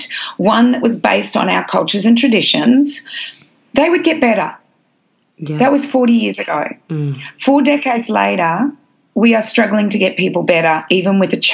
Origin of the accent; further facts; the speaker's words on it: Australia; I'm Australian